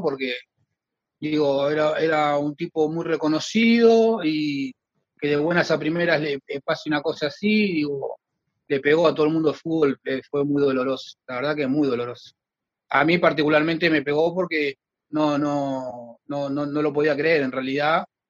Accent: Argentina; moved away as an adult; now in Montevideo, Uruguay; yo estoy de 2014 acá, yo soy argentino, hijo uruguayo, estoy de 2014 acá

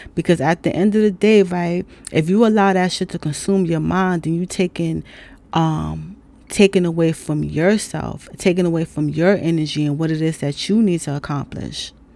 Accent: New York City, New York, United States; I'm from New York City

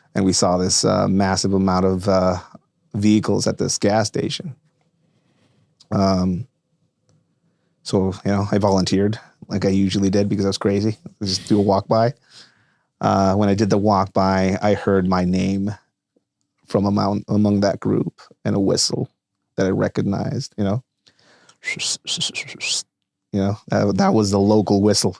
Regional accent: Tijuana, Baja California, Mexico; English is a second language; moved away as an adult; now in United States; I was born and raised in Tijuana, Mexico

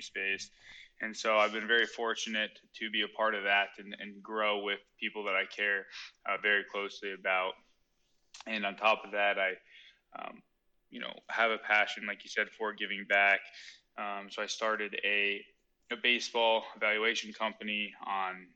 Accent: Scottsdale, Arizona, United States; moved away as an adult; I'm from Scottsdale, Arizona. Born and raised there.

